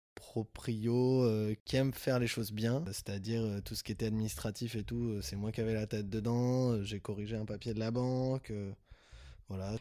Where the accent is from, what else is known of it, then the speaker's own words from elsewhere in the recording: Toulouse, Occitania, France; on est toulousain